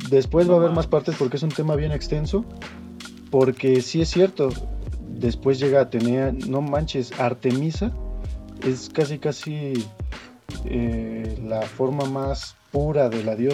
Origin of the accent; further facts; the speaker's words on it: Mexico; A lo mejor para nosotros como mexicanos es Guadalupe